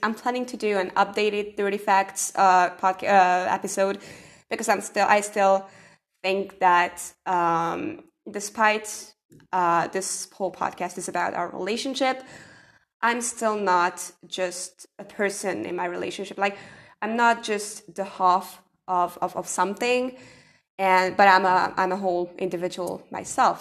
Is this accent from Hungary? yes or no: yes; Hungary; I'm from Hungary